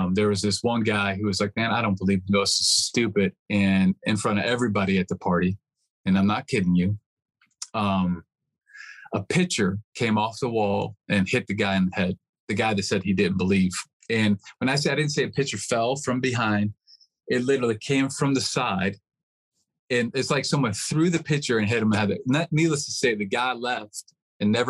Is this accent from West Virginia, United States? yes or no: yes; West Virginia, United States; also born or lived in Michigan; I was born in Michigan. And right after I was born, we were living in West Virginia